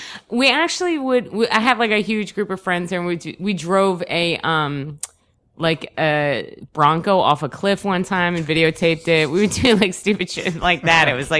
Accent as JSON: {"language": "English", "region": "New Jersey", "country": "United States", "tie": "born or raised there", "also_born_or_lived": "Albuquerque, New Mexico", "moved": "as an adult", "said": "I grew up in New Jersey. I actually moved to New Mexico."}